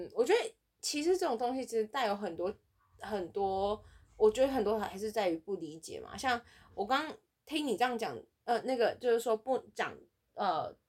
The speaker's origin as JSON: {"language": "Chinese", "country": "Taiwan", "moved": "yes", "said": "我是从台湾来的。"}